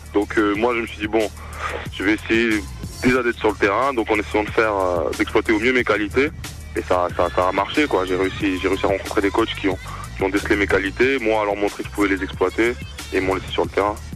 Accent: Toulouse, Occitania, France; moved away; also born or lived in Clermont-Ferrand / Vichy; je suis de Toulouse à la base mhm. et j'ai commencé dans, le club de mon quartier du Mirail

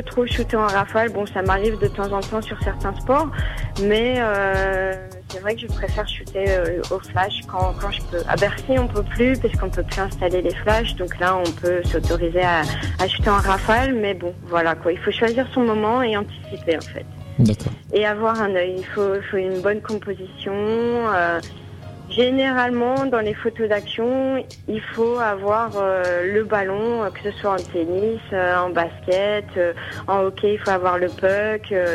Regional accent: France; moved away; also born or lived in United States; en tant que française, photographe

